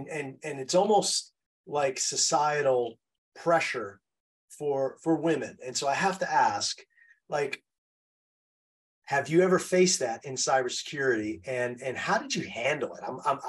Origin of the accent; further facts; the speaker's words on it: New York City, New York, United States; I grew up in New York City. And so you always walk around New York City as looking over your shoulder.